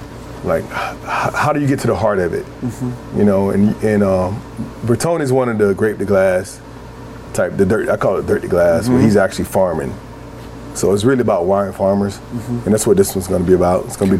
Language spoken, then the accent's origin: English; the South, United States; I'm from the South.